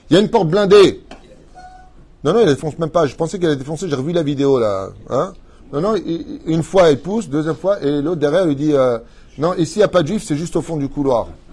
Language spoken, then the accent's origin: French; Israel; chez nous, en Israël